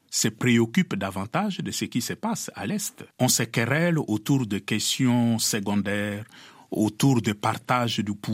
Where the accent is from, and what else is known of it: DR Congo; also born or lived in Kinshasa